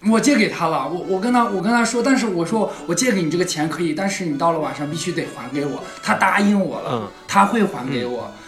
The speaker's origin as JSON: {"language": "Chinese", "town": "Hohhot", "region": "Inner Mongolia", "country": "China", "said": "我是内蒙古呼和浩特的"}